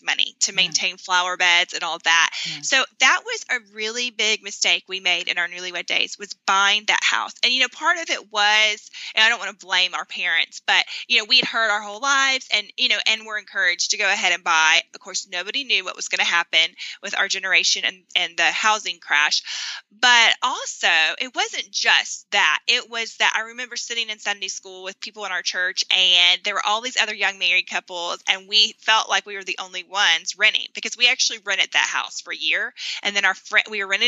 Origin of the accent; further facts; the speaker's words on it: North Carolina, United States; moved away as an adult; even though I had grown up in North Carolina, I hadn't lived in my hometown since high school.